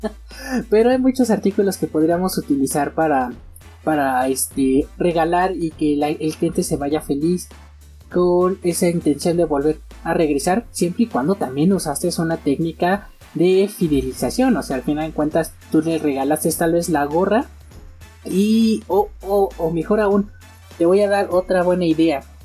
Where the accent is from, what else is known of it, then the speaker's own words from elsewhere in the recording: Mexico; aquí en mi país, México